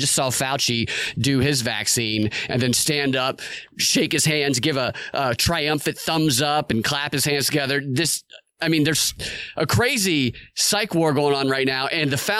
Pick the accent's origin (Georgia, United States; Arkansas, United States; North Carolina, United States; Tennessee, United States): Georgia, United States; Snellville; I'm from Snellville, which is right next to Loganville.